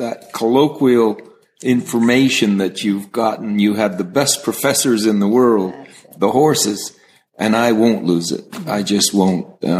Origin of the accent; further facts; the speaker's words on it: California, United States; I'm a cowboy from California